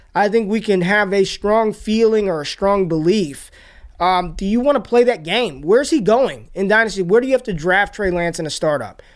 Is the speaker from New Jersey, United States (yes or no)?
no; Las Vegas, Nevada, United States; also born or lived in Washington, D.C.; when I was in high school, growing up in Vegas